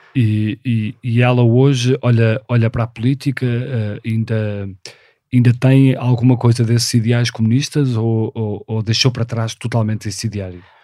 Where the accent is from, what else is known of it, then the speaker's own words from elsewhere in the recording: Porto, Norte, Portugal; nasci no Porto em 1976